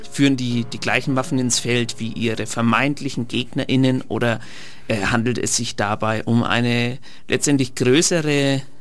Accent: Trentino-Alto Adige, Italy; born there; ich bin in, in Südtirol geboren, ja. deswegen dem Land Tirol die Treue.

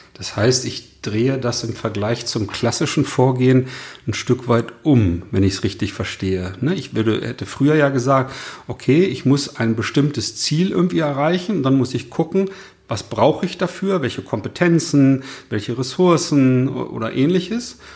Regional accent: the North, Northern Germany, Germany; der Dialekt ist vielleicht bei uns im Norden nicht so geläufig

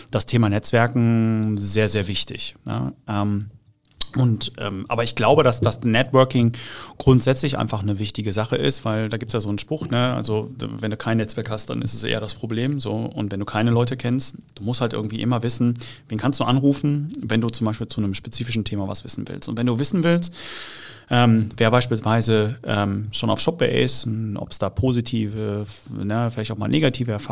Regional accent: Dortmund, North Rhine-Westphalia, Germany; weil ich bin aus Dortmund

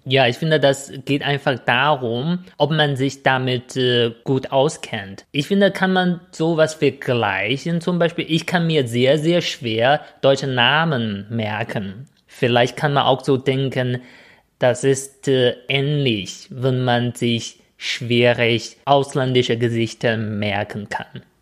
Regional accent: China; German is a second language; moved away as an adult; now in Germany; als Chinese

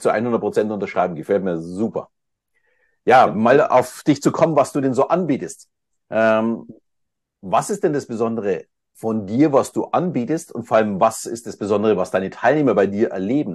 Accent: Munich, Bavaria, Germany; uns ist ja tatsächlich Österreich sehr, sehr nahe als Münchner

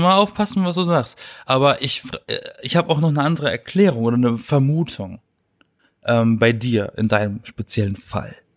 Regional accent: Black Forest, Baden-Württemberg, Germany; born or raised there; now in Berlin, Germany

